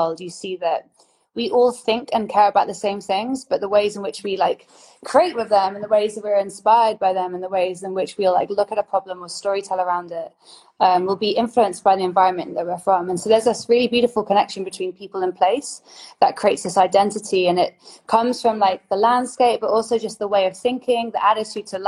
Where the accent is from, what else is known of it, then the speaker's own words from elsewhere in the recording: Oxford, South East England, United Kingdom; now in London, United Kingdom; I grew up in Oxford, but it's like almost like a mini London. And then moving to London